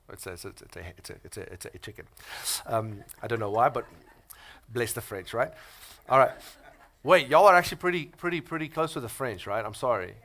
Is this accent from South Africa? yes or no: yes; South Africa; now in United States; I'm from South Africa